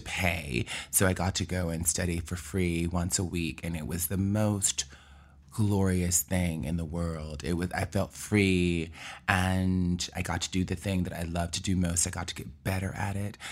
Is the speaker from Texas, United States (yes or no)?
no; Mobile, Alabama, United States; accent: southern; moved away as an adult; also born or lived in Birmingham, Alabama / New York; I was born and raised in Mobile, Alabama, and my mother was a teacher